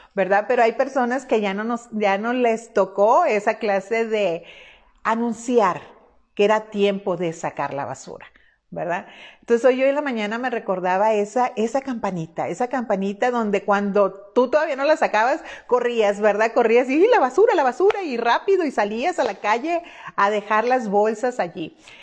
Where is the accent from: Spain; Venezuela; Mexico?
Mexico; Culiacán, Sinaloa; moved away; Yo soy mexicana de una zona del noroeste del país que se llama Sinaloa, puntualmente soy culiacanense, culichi como nos llaman generalmente a nosotros